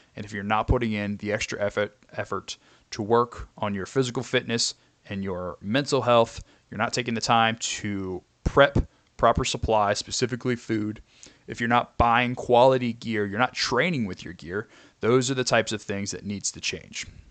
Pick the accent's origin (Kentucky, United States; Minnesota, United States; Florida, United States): Kentucky, United States; I am from Kentucky.